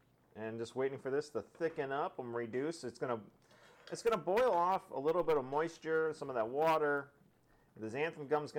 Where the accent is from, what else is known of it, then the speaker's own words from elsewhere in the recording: Michigan, United States; I was born in Michigan.